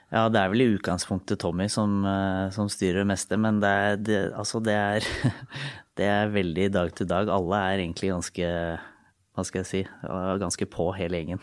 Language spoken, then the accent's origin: Norwegian; Lillehammer, Innlandet, Norway; jeg er fra Lillehammer